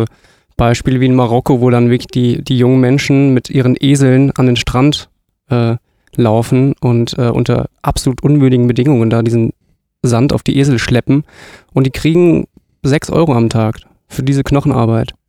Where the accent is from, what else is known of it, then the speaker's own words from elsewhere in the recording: southern Hesse, Germany; moved away as an adult; also born or lived in northern Germany; ich komme leider nicht hier aus der Gegend, sondern aus Südhessen, aber jetzt bin ich halt hier im Norden gelandet.